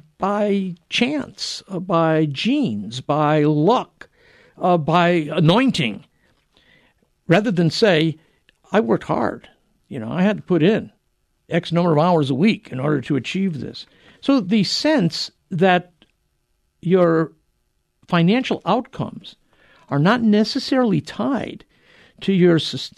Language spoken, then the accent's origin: English; New England, United States; I grew up in New England